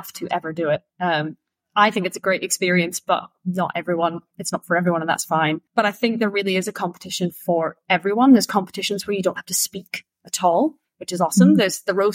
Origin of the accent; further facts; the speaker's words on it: Scotland, United Kingdom; moved away; I started my barista career because I'm from Scotland. So I started in Scotland in Edinburgh